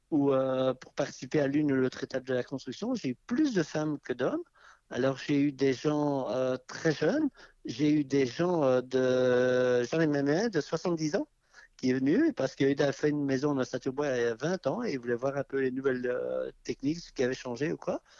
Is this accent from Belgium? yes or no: yes; Belgium; moved away; On a quitté la Belgique maintenant il y a deux ans et on avait un petit terrain à bâtir